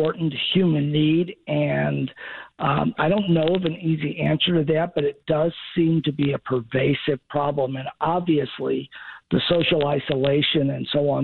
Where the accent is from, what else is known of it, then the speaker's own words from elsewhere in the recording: Chicago, Illinois, United States; moved away; also born or lived in Southern United States; even though I grew up in Chicago, I'm a Southerner by family and most of my life